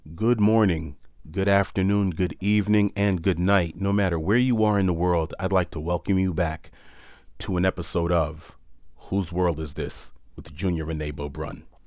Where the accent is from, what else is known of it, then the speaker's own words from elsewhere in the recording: New York City, New York, United States; moved away; also born or lived in Palm Beach, Florida / Hawaii; I was born and raised in New York City